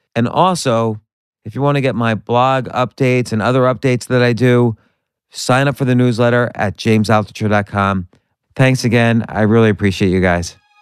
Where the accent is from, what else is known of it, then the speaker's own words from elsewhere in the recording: New Jersey, United States; moved away; also born or lived in New York; I'm from New Jersey and then New York.